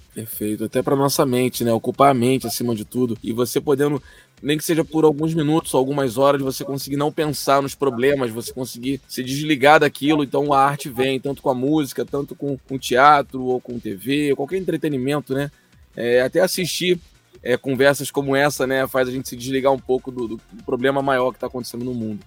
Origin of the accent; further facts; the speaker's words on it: Rio de Janeiro, Brazil; eu sou de Campo Grande aqui no Rio de Janeiro